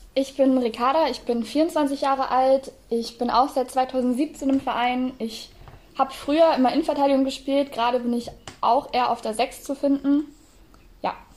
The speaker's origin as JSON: {"language": "German", "region": "Northern Germany", "country": "Germany", "also_born_or_lived": "Segeberg district / Hanover", "moved": "as an adult", "said": "wir kommen tatsächlich alle ursprünglich aus dem Norden"}